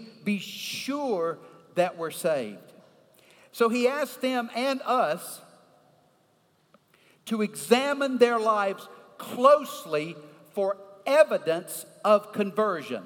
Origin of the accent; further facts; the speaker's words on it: upstate New York, United States; moved away; also born or lived in the South; I was born in upstate New York. You can tell by my accent.